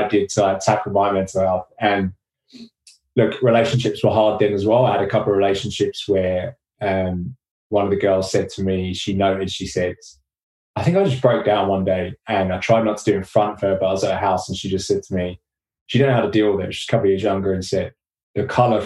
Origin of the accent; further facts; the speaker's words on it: Watford, East of England, United Kingdom; moved away; also born or lived in London / Australia; came back to my hometown in Watford